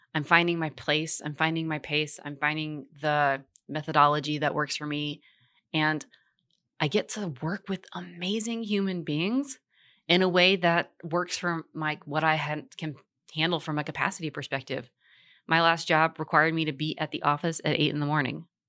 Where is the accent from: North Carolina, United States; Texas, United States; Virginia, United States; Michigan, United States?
Virginia, United States; Richmond; also born or lived in Portland, Oregon; now in Charlotte, United States; I was born in Richmond, Virginia